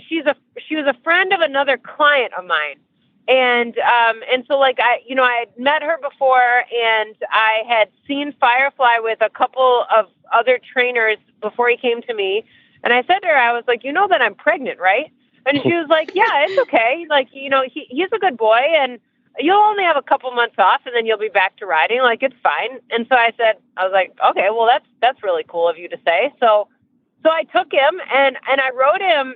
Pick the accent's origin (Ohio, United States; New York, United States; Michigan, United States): Michigan, United States; moved away as an adult; now in Ocala, United States; I live in Ocala, Florida now. Um, I've lived here for almost 14 years. I can't believe it's been that long, but almost 14 years I've been in Ocala. I'm from Michigan.